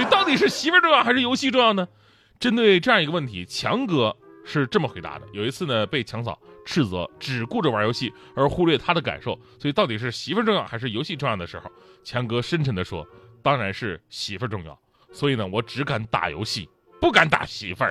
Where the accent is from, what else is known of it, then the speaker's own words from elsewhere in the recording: China; 我们中国人